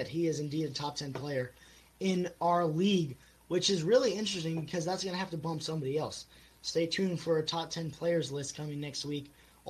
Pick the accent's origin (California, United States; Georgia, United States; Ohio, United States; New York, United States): Ohio, United States; Cincinnati; my hometown of Cincinnati.